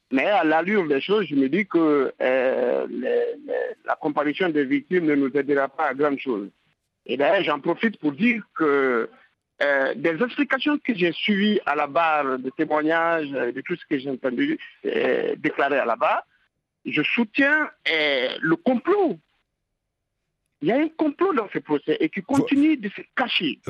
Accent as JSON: {"language": "French", "country": "Guinea", "said": "je parle en tant que Guinéen qui était là"}